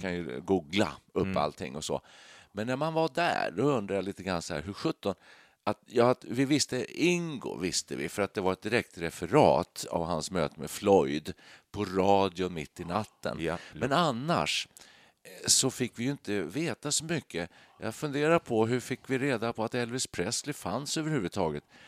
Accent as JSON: {"language": "Swedish", "town": "Danderyd", "region": "Stockholm County", "country": "Sweden", "tie": "born or raised there", "said": "vi kom från Danderyd då, just norr om Stockholm där"}